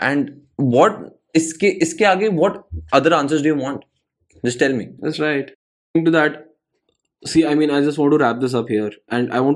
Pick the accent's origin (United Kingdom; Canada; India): India; English is a second language; But then, as an Indian, I also know for a fact that in the last 70 years, 75 years, ever since we've got independence